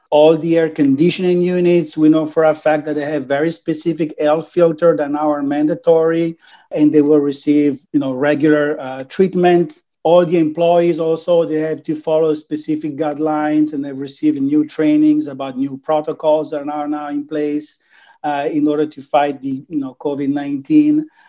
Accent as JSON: {"language": "English", "town": "Venice", "region": "Veneto", "country": "Italy", "second_language": "English", "said": "I'm from Venice"}